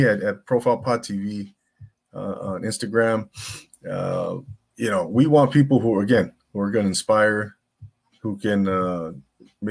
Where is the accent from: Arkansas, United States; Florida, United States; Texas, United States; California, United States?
California, United States; Rancho Cucamonga; now in Simi Valley, United States; I'm originally from the Inland Empire, Rancho Cucamonga